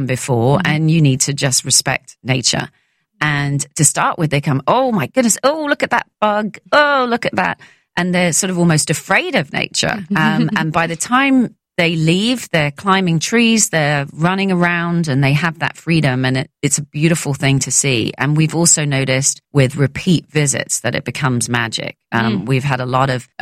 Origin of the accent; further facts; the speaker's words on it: London, United Kingdom; growing up in London